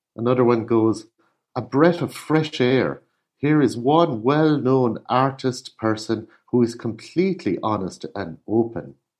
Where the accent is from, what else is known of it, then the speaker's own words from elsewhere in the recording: Ireland; I'm an Irish artist